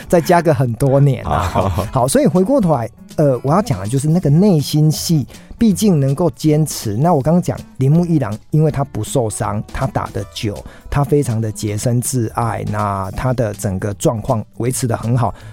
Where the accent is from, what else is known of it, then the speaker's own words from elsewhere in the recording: Tainan, Taiwan; 我的故乡在台南啊，嗯。哦，都不好意思跟人家讲说，因为自己住台南